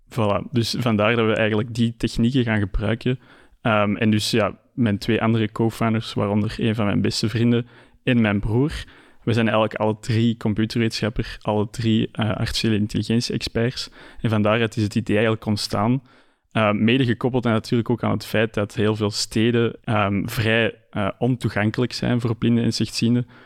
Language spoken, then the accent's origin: Dutch; Antwerp, Flanders, Belgium; ben ik natuurlijk ook geboren en getogen in Antwerpen.